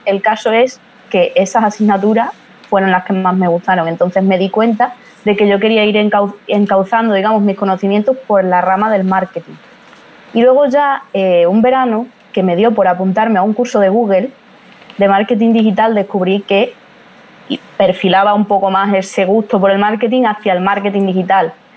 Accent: Badajoz, Extremadura, Spain; soy de España, pero concretamente soy de Badajoz, una provincia que está ahí lindando ya con Portugal

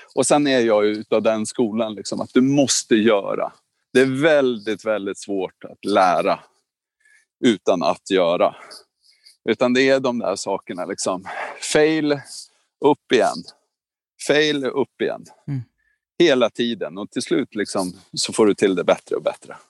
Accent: Norrskedika, Uppsala County, Sweden; jag är uppväxt i Norrskedika

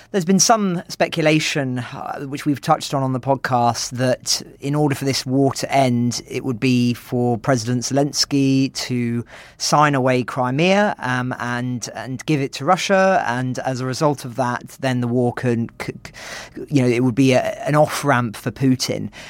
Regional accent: United Kingdom; as a British person

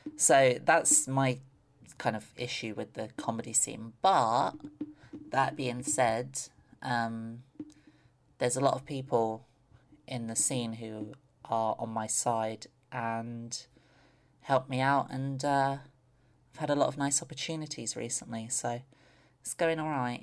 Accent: London, United Kingdom; I grew up in London

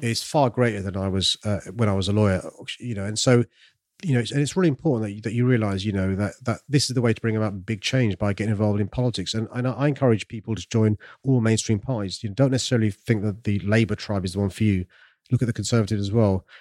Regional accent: London, United Kingdom; I'm from South London, raised in a council estate

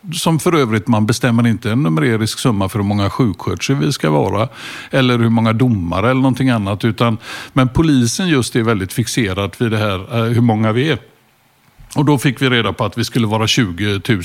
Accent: Gothenburg, Västra Götaland, Sweden; also born or lived in Hisingen / Stockholm; Jag började ute på Hisingen då första året och sen växte jag upp ute i Askim mm. söder om Göteborg

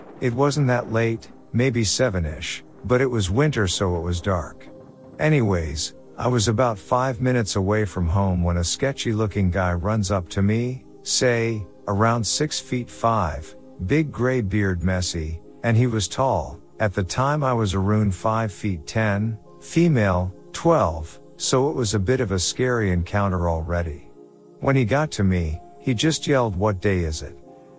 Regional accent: New Caledonia; English is a second language; now in New Zealand; Important thing to know, I am from New Caledonia. I live there with my parents. So to summarize the situation, this is the first time I have lived alone. I'm in an English country and I wasn't really good at English at that time.

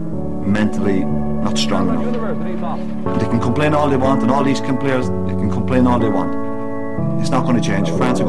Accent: Ireland; As an ex-player, and as an Irishman, and I mean an Irishman, born and reared here

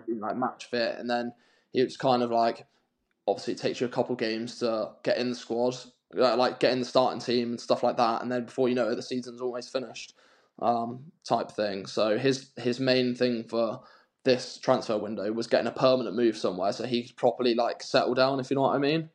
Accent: Newquay, South West England, United Kingdom; I'm from Newquay

